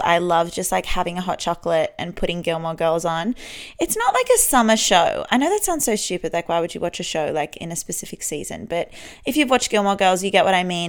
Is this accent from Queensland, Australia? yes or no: no; Sydney, New South Wales, Australia; born and raised in Sydney. I love living here.